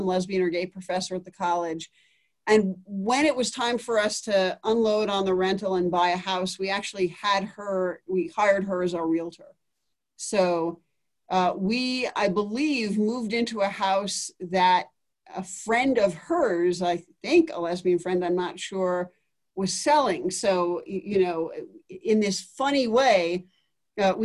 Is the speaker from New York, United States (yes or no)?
yes; New York City, New York, United States; moved away as an adult; also born or lived in Oberlin, Ohio / Boston / Colorado Springs; I grew up in New York City and was there until I went to college at age 18